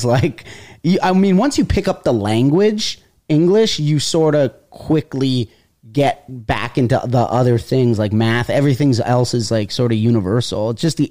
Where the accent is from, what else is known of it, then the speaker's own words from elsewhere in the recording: Woodbridge, Ontario, Canada; moved away as an adult; also born or lived in Toronto, Canada; now in New York, United States; I'm from Woodbridge, Ontario. It's like 25 minutes outside of Toronto. It's still part of whatever the greater Toronto area. I am from, which is always surprises people, a very, very Italian neighborhood.